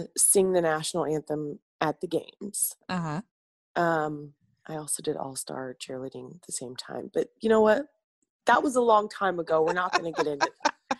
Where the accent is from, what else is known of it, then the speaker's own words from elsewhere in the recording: Columbus, Indiana, United States; I'm from Columbus, Indiana.